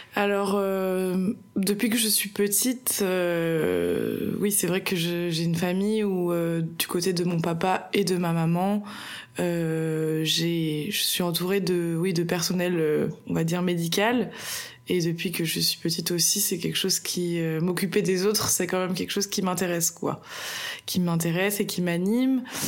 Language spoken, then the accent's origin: French; Bordeaux, Nouvelle-Aquitaine, France; je suis bordelaise et j'ai passé toute ma vie à Bordeaux.